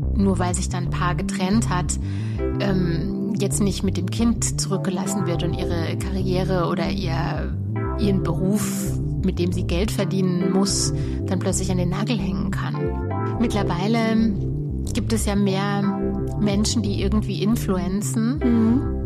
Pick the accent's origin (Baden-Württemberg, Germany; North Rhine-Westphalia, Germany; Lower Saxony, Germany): Baden-Württemberg, Germany; also born or lived in Munich; now in Berlin, Germany; für die Lokalzeitung in der badischen Provinz, da wo ich aufgewachsen bin